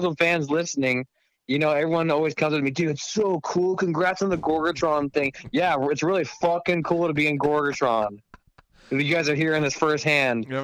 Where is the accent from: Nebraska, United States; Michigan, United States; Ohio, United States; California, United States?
Nebraska, United States; Omaha; I'm from Omaha